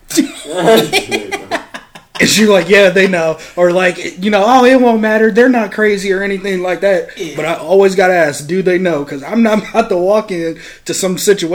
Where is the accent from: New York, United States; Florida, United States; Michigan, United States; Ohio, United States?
Ohio, United States; Toledo; I live on the North. Like, I grew up on Stickney and Pearl